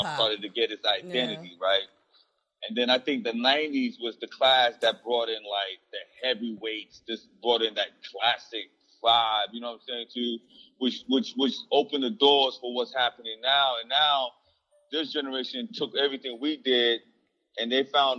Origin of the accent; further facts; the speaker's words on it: New York, United States; I'm from New York.